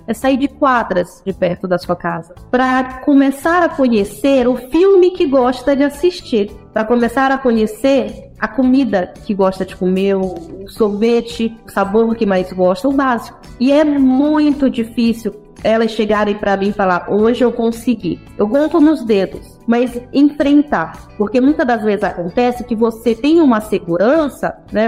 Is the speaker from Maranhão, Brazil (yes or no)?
yes; São Luís, Maranhão, Brazil; Cresci, nasci em São Luís do Maranhão